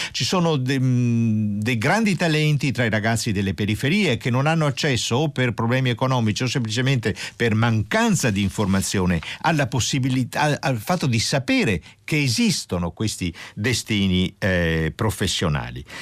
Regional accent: Apulia, Italy; io sono pugliese

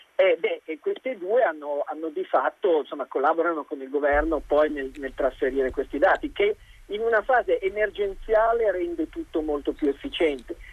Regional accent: Italy; now in China

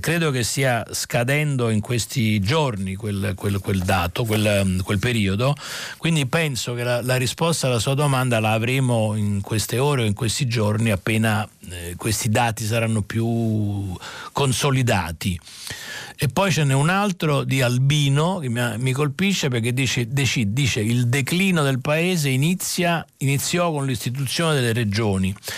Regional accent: Naples, Campania, Italy; anch'io sono meridionale, sono napoletano, anche io

